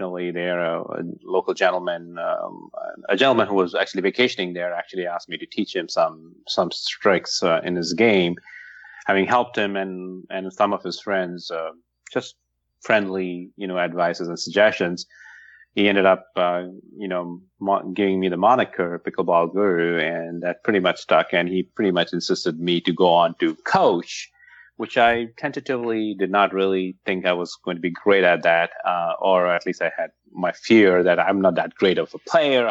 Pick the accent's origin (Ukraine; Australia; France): France; moved away as an adult; also born or lived in Paris / Seattle area; now in Seattle, United States; I'm originally from France